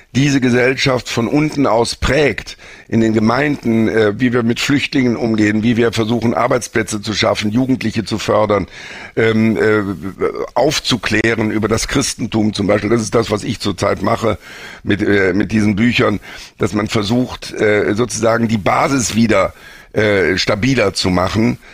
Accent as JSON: {"language": "German", "country": "Germany", "said": "Wir als Deutsche"}